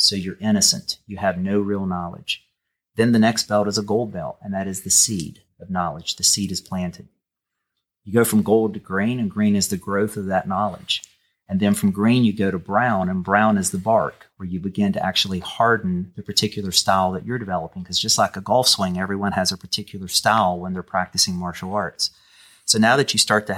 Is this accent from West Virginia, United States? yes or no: yes; Canova, West Virginia, United States; accent: twang; also born or lived in Wayne County, West Virginia; I was from Canova, West Virginia